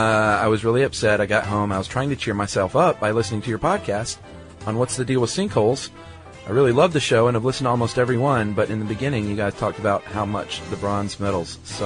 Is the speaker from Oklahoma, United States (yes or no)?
no; Indiana, United States; Hi, guys, and Jerry. … I'm from Indiana.